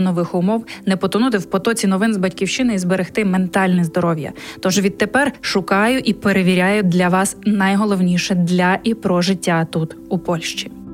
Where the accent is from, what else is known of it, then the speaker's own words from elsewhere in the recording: Ukraine; moved away as an adult; now in Poland; ми з України